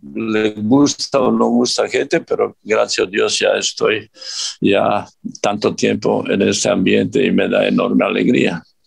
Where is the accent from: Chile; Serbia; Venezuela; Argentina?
Serbia; Spanish is a second language; moved away as an adult; also born or lived in Mexico; now in Qatar; yo soy yugoslavo, digo yugoslavo, aunque nací en Serbia, aquel tiempo Yugoslavia, pero yo soy yugoslavo, así soy educado